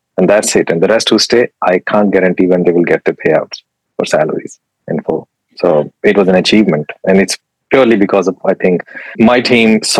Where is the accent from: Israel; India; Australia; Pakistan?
Pakistan; English is a second language; moved away as an adult; now in United Kingdom; I'm from Pakistan